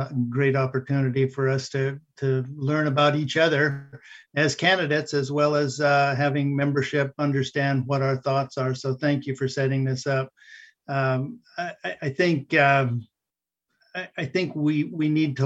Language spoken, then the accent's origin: English; Warm Springs, Oregon, United States; Warm Springs is my home. You can take the boy off the res, but you can't take the res out of the boy. Anywhere I go, anyone that knows me across the paths that I've carried and crossed know I'm from Warm Springs